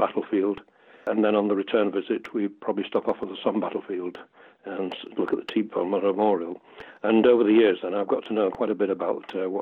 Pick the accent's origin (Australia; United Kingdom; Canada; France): United Kingdom; Sheffield, Yorkshire and the Humber; also born or lived in Hull; I was born in Hull, but I've lived virtually all my life in Sheffield.